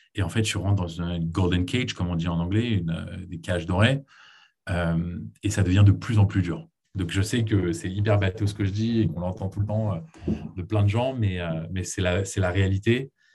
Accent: Paris, Île-de-France, France; moved away as an adult; also born or lived in United States / Israel / Boston / New York; je suis né aux États-Unis, ensuite on a déménagé avec ma famille à Paris, c'est là où j'ai grandi.

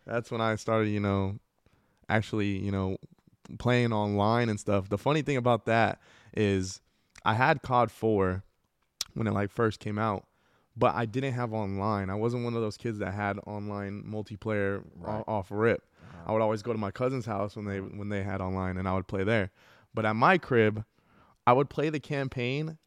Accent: El Paso, Texas, United States; I grew up in the northeast of El Paso

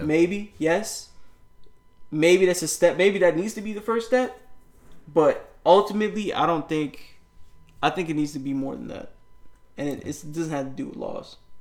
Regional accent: New York, United States; I grew up in New York

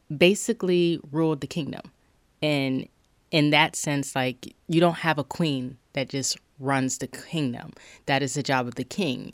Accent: Charleston, South Carolina, United States; I'm from Charleston, South Carolina

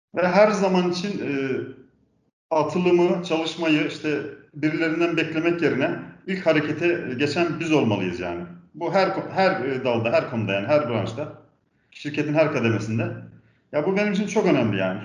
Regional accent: Balıkesir, Turkey; also born or lived in Antalya; now in Ankara, Turkey; 1978 Balıksır doğumluyum.

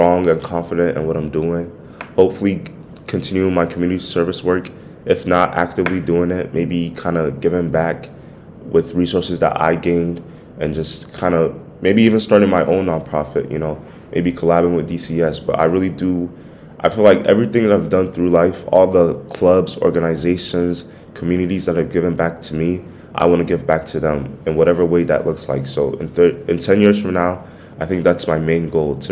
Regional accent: Ghana; I'm Ghanaian

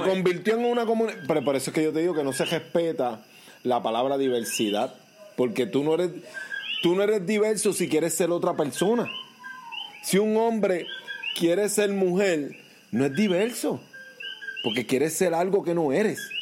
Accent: Puerto Rico; amo mi país

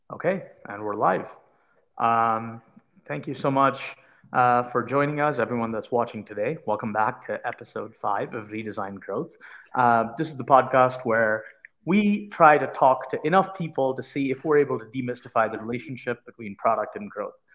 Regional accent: India; now in United States; I immigrated here from India

